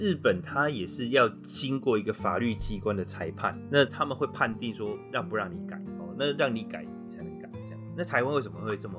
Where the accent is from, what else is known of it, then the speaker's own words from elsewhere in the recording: China; 对，那个是，其实我们中国人哈有一种习俗，叫做改运。